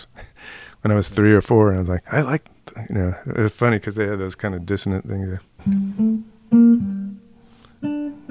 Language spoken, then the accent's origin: English; Berkeley, California, United States; now in New York, United States; I grew up in Berkeley in the 60s